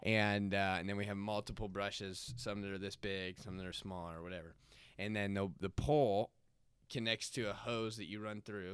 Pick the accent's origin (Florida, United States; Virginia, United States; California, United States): Florida, United States; moved away; I grew up in Florida, went to S N U, and, um, got trapped here, landlocked